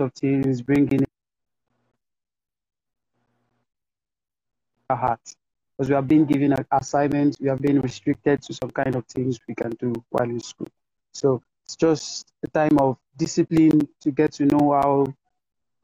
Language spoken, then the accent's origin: English; Nigeria; I'm a Nigerian visual artist